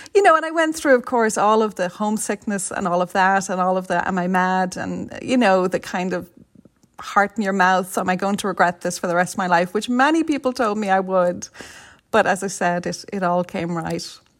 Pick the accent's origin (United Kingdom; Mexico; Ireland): Ireland; Dublin, Leinster; moved away as an adult; now in San Francisco, United States; I'm from Vibbsborough, not, a stone's throw from Cabra.